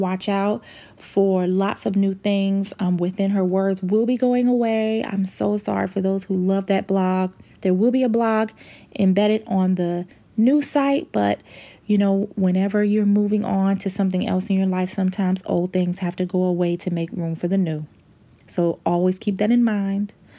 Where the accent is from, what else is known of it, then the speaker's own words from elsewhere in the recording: United States; as an American